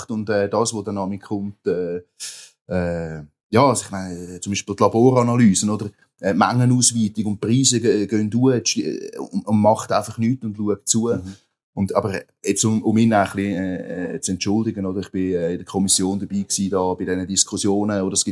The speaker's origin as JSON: {"language": "German", "town": "Rapperswil-Jona", "region": "St. Gallen", "country": "Switzerland", "said": "ich komme aus dem, äh, aus Rapperswil-Jona, meine unmittelbare Nähe bei uns, oder, sind halt drei Kantone, die zusammenkommen"}